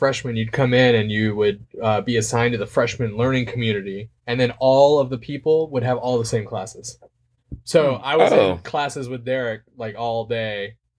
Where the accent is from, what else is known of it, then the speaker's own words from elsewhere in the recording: Athens, Georgia, United States; when I was growing up in Athens